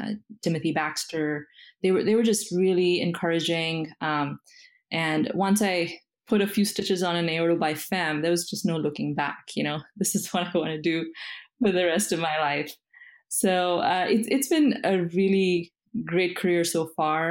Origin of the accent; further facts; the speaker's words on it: India; moved away as an adult; now in United States; I am an immigrant. I was born and brought up in India